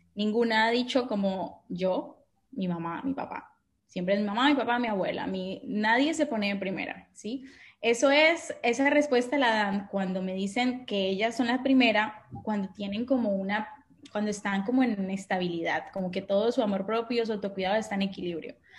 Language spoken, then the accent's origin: Spanish; Colombia; also born or lived in France / Boston, United States; now in Barcelona, Spain; soy colombiana